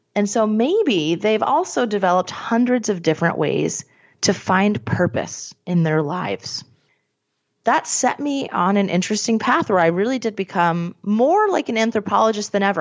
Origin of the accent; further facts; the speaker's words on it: Scranton, Pennsylvania, United States; I'm from Scranton.